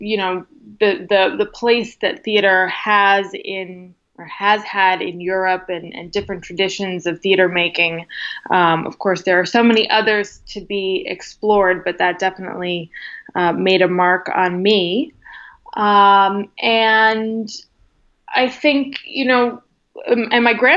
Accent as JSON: {"language": "English", "area": "outside of Boston", "region": "Massachusetts", "country": "United States", "tie": "born or raised there", "also_born_or_lived": "Amherst, Massachusetts / Seville, Spain", "moved": "as an adult", "lives_now": "New York City, United States", "said": "I grew up outside of Boston, in the burbs."}